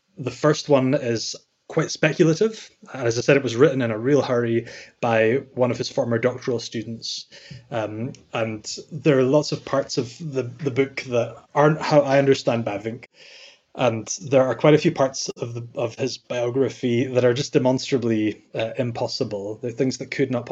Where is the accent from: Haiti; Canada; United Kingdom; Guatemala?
United Kingdom; Scotland; I'm from Scotland, as you can probably tell by my accent